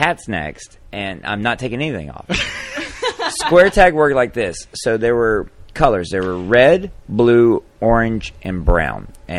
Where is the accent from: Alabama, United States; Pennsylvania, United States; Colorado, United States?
Alabama, United States; We're from Alabama.